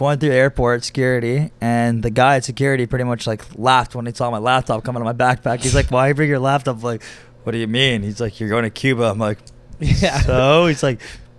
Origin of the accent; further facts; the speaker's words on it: Montreal, Quebec, Canada; also born or lived in London; now in Toronto, Canada; I'm from Montreal originally, so I was like pretty down to move back home